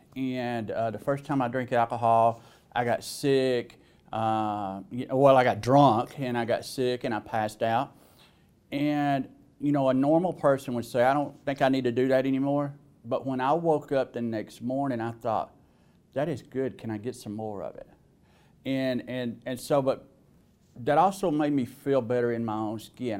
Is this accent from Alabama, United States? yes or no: yes; Alabama, United States; accent: southern; as you could probably tell by my accent, I was born in the South. Uh, I was in, in Alabama